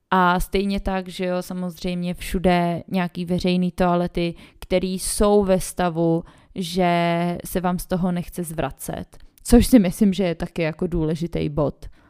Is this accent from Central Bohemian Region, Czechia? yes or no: no; Prague, Czechia; moved away as an adult; now in Vienna, Austria; té rodiny mám především stále v Praze, odkud pocházím